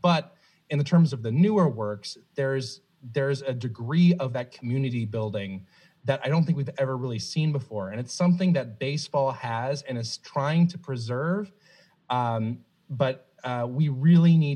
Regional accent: the South, United States; now in Chicago, United States; I was raised in the South, Roll Tide, just football down there

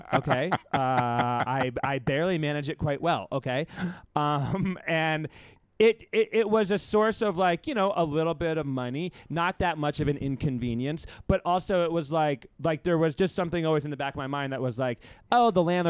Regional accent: New England, United States; I am from New England

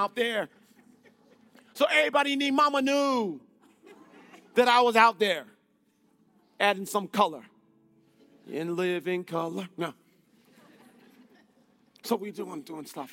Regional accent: North Carolina, United States; now in Illinois, United States; I'm from North Carolina.

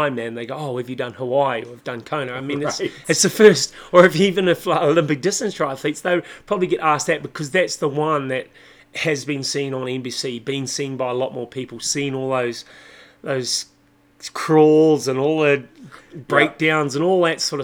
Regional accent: Christchurch, Canterbury, New Zealand; now in Taupo, New Zealand; I was born in Christchurch, New Zealand, but okay. I live in Taupo, New Zealand.

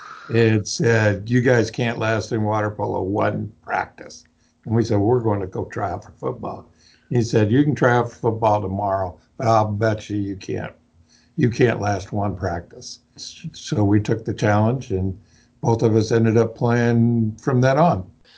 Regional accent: Huntington Beach, California, United States; now in St. Louis, United States; I grew up in Huntington Beach, California.

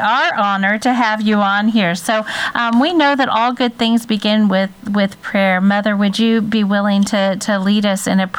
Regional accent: Kansas City, United States; I come from Kansas City, so I'm just here hosting.

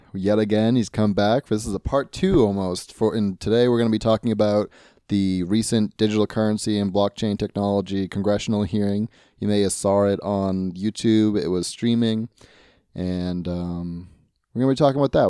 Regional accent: United States; I'm an American

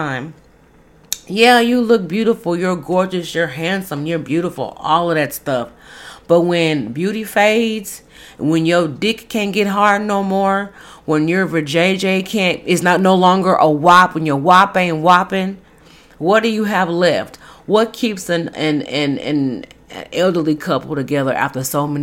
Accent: Dallas, Texas, United States; my hometown, Dallas

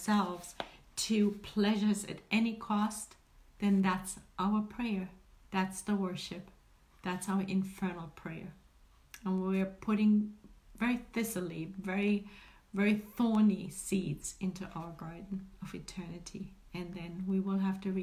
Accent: Germany; moved away; me being German, or having German origin, being raised and born and raised in Germany

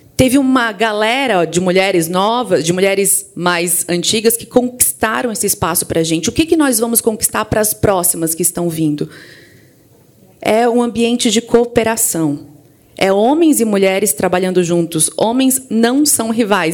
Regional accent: Criciúma, Santa Catarina, Brazil; also born or lived in Florianópolis; eu sou lá de Santa Catarina, é, especificamente do interior de Santa Catarina, de Criciúma, mas fui muito jovem para Florianópolis

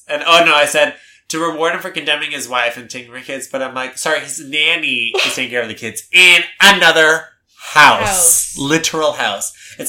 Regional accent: Canada; But as a Canadian, this is, like, a different

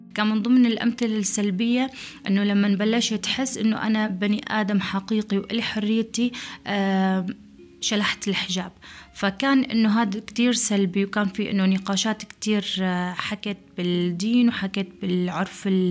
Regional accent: Syria; now in Jordan; سورية مقيمة بالأردن

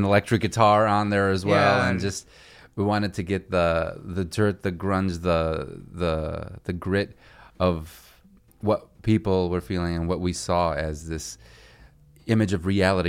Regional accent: Chicago, Illinois, United States; I'm a Chicagoan. I was born and raised here. But I mean, I've been lived in a lot of places in the world

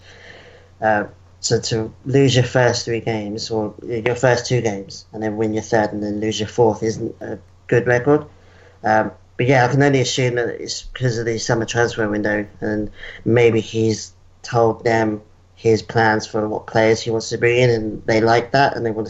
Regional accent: England, United Kingdom; moved away as an adult; now in Perth, Australia; I've been here since 2012, but I was born and raised in England

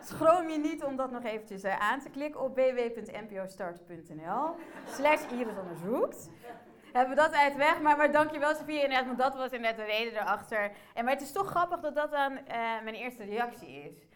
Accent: Emmen, Drenthe, Netherlands; also born or lived in Port-au-Prince, Haiti; Ik ben geboren in Port-au-Prince. Na drie maanden ben ik naar Nederland gekomen, naar Emmen, de parel van het noorden.

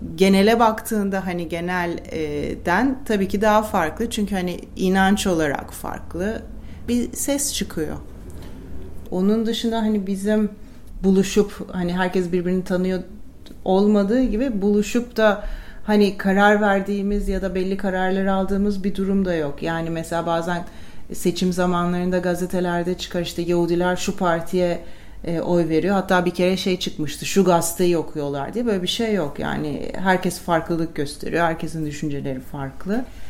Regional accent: Turkey; Hani vatandaşlık bağıyla ben Türkiye'ye bağlıyım.

